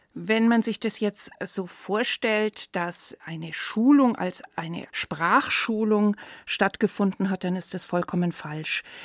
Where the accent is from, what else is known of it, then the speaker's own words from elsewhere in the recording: Herrsching, Bavaria, Germany; bei uns in Hersching